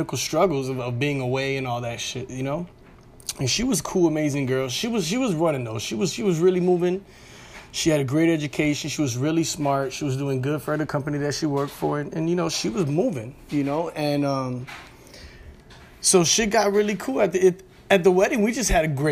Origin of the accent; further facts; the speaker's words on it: Chicago, Illinois, United States; moved away as an adult; also born or lived in Florida; now in Las Vegas, United States; I live in Las Vegas. I'm from Chicago